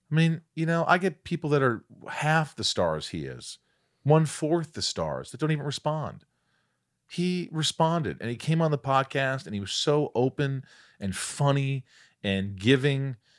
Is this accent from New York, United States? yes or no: yes; Long Island, New York, United States; I was born Long Island.